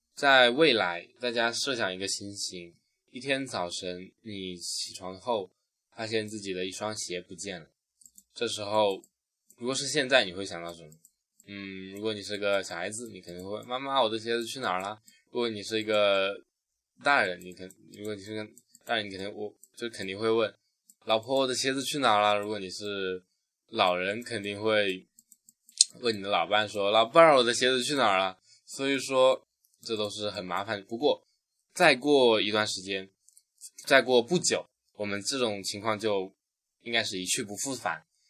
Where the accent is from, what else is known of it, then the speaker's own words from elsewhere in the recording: China; 我们中国人